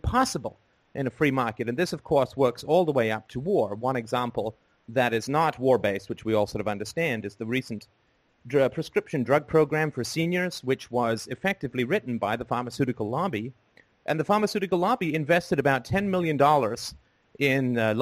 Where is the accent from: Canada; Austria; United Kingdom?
United Kingdom; England; also born or lived in Ireland; I was born in Ireland and grew up in England